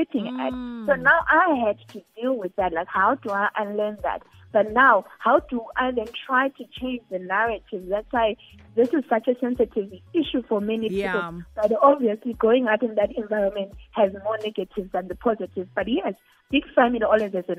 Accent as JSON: {"language": "English", "country": "Zimbabwe", "said": "I come from Zimbabwe"}